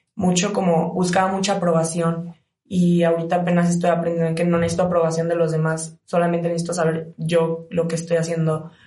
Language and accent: Spanish; Cozumel, Quintana Roo, Mexico; moved away as an adult; now in León, Mexico; vengo de Cozumel, Quintana Roo, es una isla